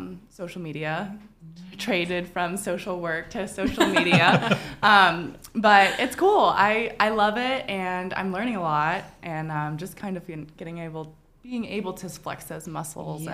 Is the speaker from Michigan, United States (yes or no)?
no; Mississippi, United States; moved away as an adult; now in Chattanooga, United States; I grew up in Mississippi